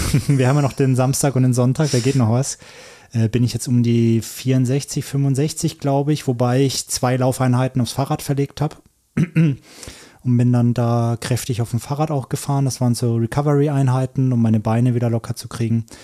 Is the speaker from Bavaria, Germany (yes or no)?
yes; Franconia, Bavaria, Germany; ich komme ja aus Franken, das ist ja eine ganz andere Welt